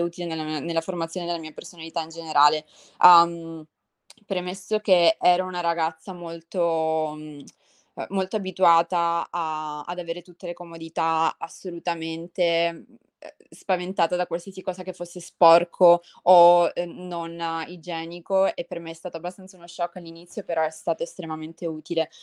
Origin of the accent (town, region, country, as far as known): Italy; moved away